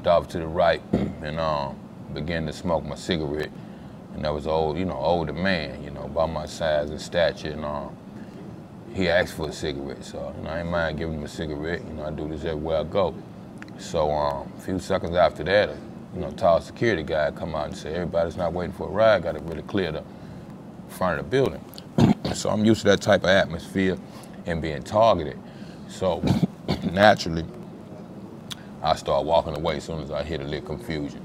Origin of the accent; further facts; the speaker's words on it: Louisiana, United States; moved away as an adult; now in Dallas, United States; I'm from Louisiana.